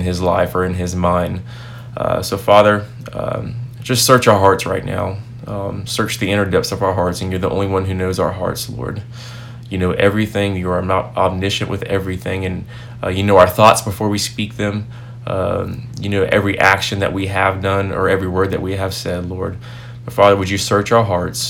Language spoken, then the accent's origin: English; Tampa, Florida, United States; now in Wilmore, Kentucky, United States; I'm originally from Tampa, Florida, so I'm very familiar with that area.